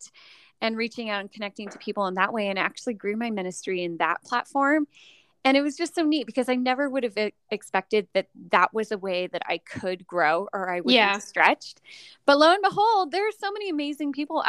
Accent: Orange County, Southern California, United States; moved away as an adult; also born or lived in western United States; now in Northern Nevada, United States; I'm from Southern California originally. I grew up in Orange County, LA area

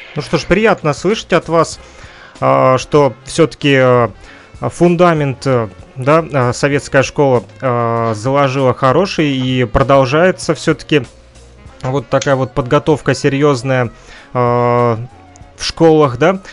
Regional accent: Kirovsk, Luhansk Oblast, Ukraine; население нашего города Кировск в Луганской Народной Республике

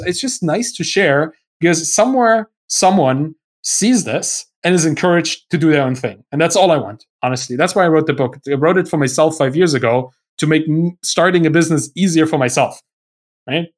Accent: Germany; English is a second language; I'm, I'm German. I, my, English is not my first language

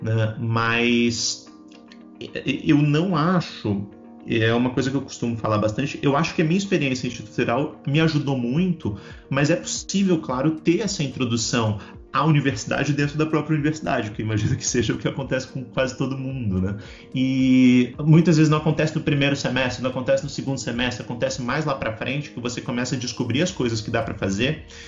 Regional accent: Balneário Camboriú, Santa Catarina, Brazil; moved away as an adult; now in Brasília, Brazil; Eu não sou de Brasília, eu sou de, de Balneário Camboriú, em Santa Catarina

